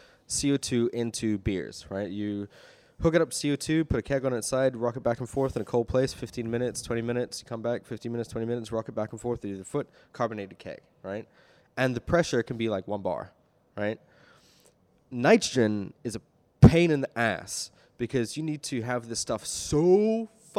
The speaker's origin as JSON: {"language": "English", "country": "United Kingdom", "said": "I'm British."}